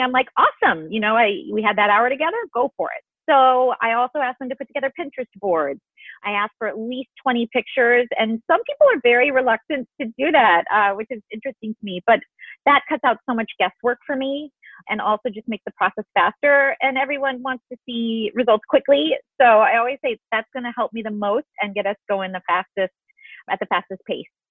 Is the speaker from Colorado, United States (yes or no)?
no; Illinois, United States; I grew up in Illinois